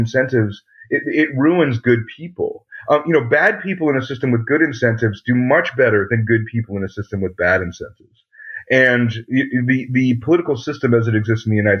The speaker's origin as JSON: {"language": "English", "country": "Canada", "said": "I'm a Canadian"}